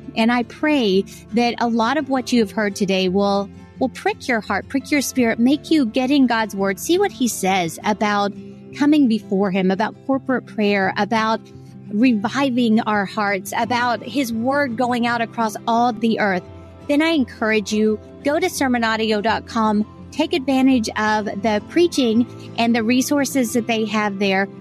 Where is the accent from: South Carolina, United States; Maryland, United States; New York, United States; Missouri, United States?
South Carolina, United States; born or raised there